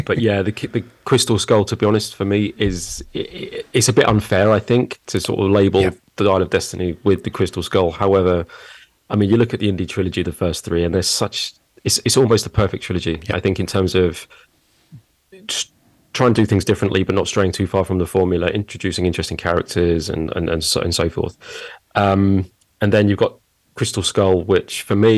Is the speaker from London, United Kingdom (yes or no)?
yes; London, United Kingdom; now in Surbiton, United Kingdom; I was born in Roehampton. So is that technically London or Surrey? I think that's technically London. Yeah, I was born in London. So I've not strayed far from the pond.